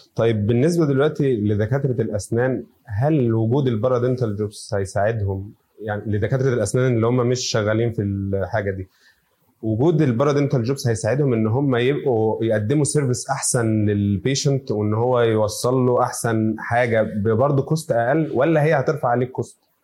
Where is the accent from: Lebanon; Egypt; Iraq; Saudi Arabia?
Egypt; عندنا في مصر